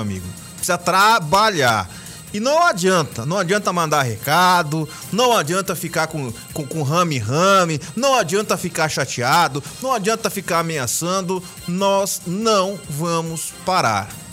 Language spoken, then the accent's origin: Portuguese; Cuiabá, Mato Grosso, Brazil; eu sou cidadão cuiabano, moro em Cuiabá, nasci em Cuiabá